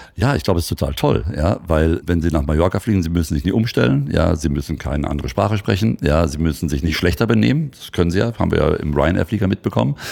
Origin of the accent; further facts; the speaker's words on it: Hagen, North Rhine-Westphalia, Germany; Oder, oder Hagen vor allem ist ja da die Ecke, wo ich herkomme.